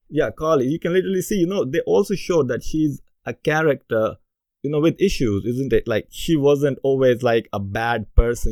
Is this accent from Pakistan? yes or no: yes; Pakistan; moved away as an adult; now in United Kingdom; as a kid growing up in Pakistan